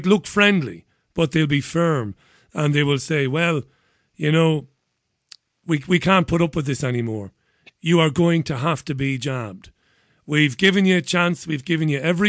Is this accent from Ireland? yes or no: yes; Waterford, Munster, Ireland; my hometown of Waterford